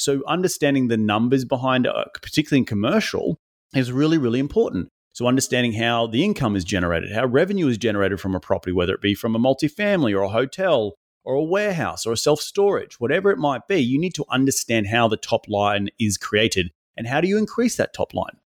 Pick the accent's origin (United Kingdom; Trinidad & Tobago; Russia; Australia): Australia; moved away as an adult; now in United States; Originally from Australia